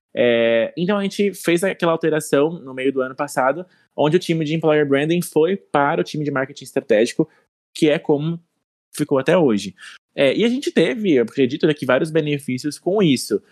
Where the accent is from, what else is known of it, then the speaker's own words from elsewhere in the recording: interior of Mato Grosso do Sul, Brazil; eu sou natural do interior do Mato Grosso do Sul, de uma cidade bem pequena